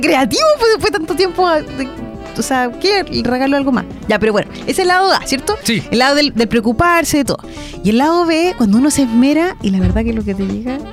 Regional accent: Chile; como buen chileno

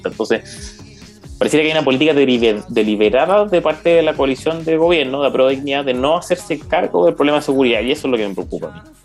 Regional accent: Chile; nosotros como chilenos comunes y corrientes

